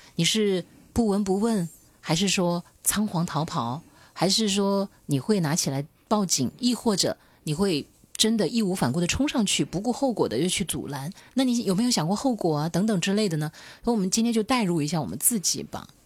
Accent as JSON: {"language": "Chinese", "region": "Hunan", "country": "China", "said": "因为我是湖南女人"}